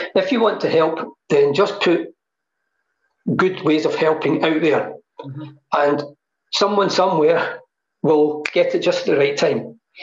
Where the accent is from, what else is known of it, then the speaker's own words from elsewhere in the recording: Hamilton, Scotland, United Kingdom; moved away; I came back to live in Hamilton because this is my roots and this is where I feel home is, you know. Um, I was raised here